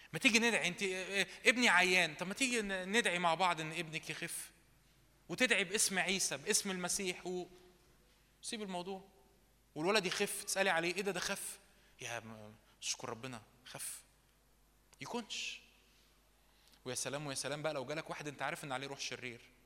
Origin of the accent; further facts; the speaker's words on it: Egypt; احنا شرقيين مصريين